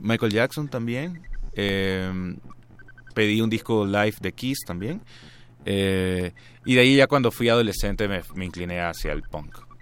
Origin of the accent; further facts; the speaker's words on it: Guayaquil, Guayas, Ecuador; also born or lived in Buenos Aires, Argentina; Nací en Guayaquil, eh, crecí, eh, viví, bueno, ahí he vivido toda mi vida. Cuatro años viví en Buenos Aires